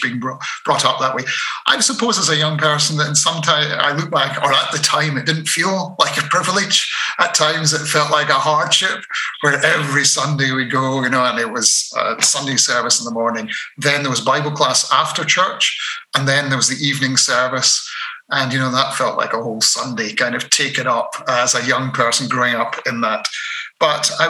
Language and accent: English; Dunblane, Scotland, United Kingdom; I was brought up in Dunblane